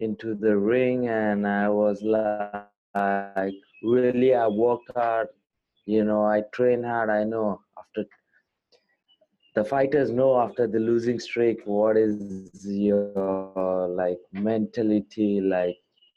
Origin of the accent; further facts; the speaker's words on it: India; a really good Indian fighter